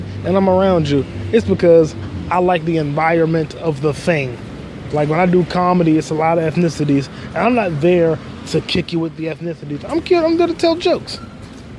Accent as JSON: {"language": "English", "country": "United States", "said": "I'm American"}